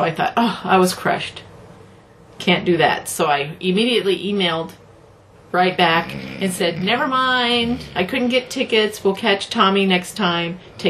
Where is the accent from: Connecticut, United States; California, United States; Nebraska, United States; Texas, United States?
Nebraska, United States; moved away; I'm from Nebraska. In Nebraska, we say Norfolk.